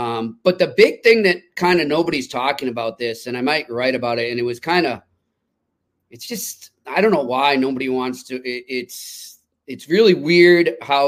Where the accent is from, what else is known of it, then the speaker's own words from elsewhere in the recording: Boston, Massachusetts, United States; I'm from Boston, and I'm not afraid to admit it.